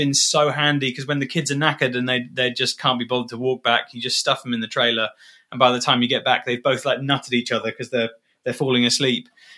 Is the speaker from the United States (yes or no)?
no; Dubai, United Arab Emirates; I grew up in Dubai, and my dad bought my mum like a secondhand a Jaguar Sovereign